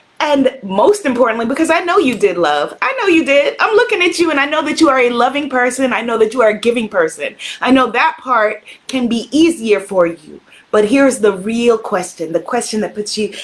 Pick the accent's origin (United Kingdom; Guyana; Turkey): Guyana; The people in Guyana, we come from Ghana in part, amongst other places